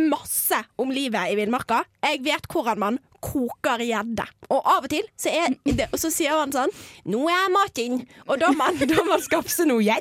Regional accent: Finnmark, Norway; born there; Nei, jeg er født i Finnmark.

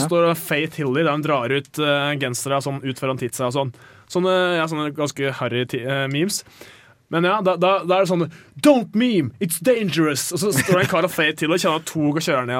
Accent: Toten, Innlandet, Norway; Jeg er fra Toten

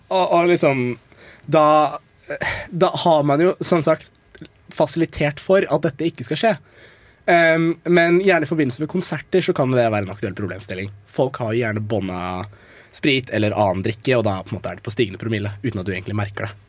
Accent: Eastern Norway, Norway; jeg er fra Østlandet

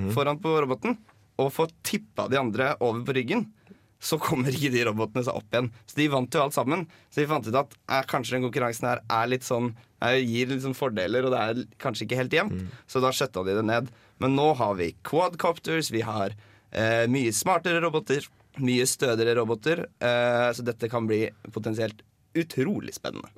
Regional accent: Drammen, Buskerud, Norway; moved away as an adult; now in Trondheim, Norway; Kommer fra Drammen

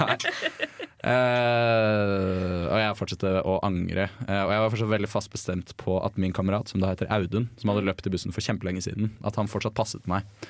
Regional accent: Bærum, Akershus, Norway; jeg er fra Bærum

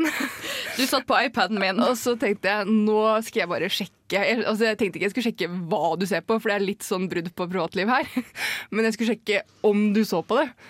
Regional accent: Jevnaker, Buskerud, Norway; jeg er fra Jevnaker, jeg må spesifisere det når jeg forteller det her.

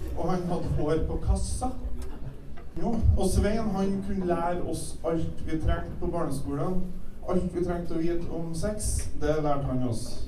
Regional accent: Kvål, Trøndelag, Norway; Jeg vokste opp på Kvål og gikk på skole

